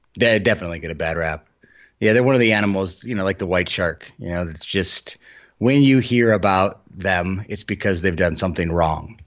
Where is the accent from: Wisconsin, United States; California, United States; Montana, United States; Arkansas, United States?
Montana, United States; Helena; I grew up outside of Helena